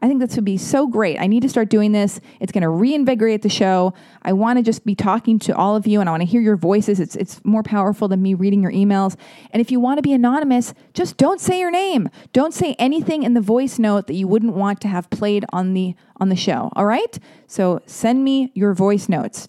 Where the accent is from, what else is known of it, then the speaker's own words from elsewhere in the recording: United States; I'm American. I say patent